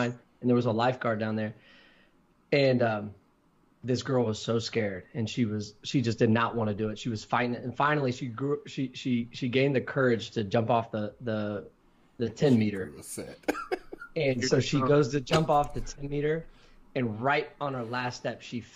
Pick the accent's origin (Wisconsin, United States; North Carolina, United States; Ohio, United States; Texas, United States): Ohio, United States; Columbus; I'm from Columbus